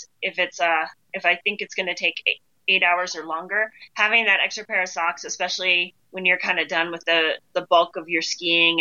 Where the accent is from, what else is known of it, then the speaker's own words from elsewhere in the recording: Ohio, United States; moved away; I grew up in Ohio